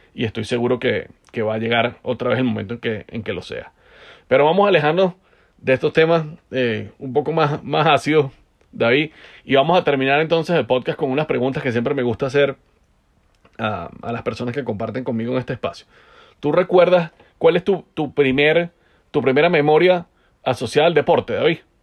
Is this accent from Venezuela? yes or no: yes; Venezuela; como venezolano